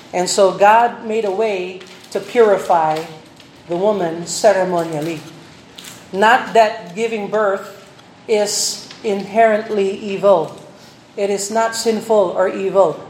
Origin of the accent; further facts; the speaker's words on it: Philippines; bilang Pilipino